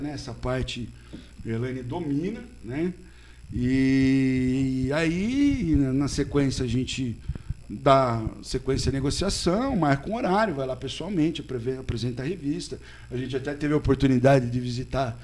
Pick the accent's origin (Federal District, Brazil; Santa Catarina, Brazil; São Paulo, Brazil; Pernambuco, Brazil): São Paulo, Brazil; now in Botucatu, Brazil; eu nasci, eu sou da Simba, do Catu, tudo, mas minha juventude foi em São Paulo